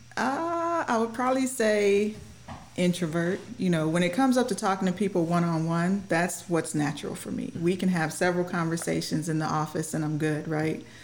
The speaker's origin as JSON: {"language": "English", "town": "Mount Clemens", "region": "Michigan", "country": "United States", "tie": "born or raised there", "moved": "as an adult", "lives_now": "Scott Air Force Base, United States", "said": "I'm born and raised in Michigan"}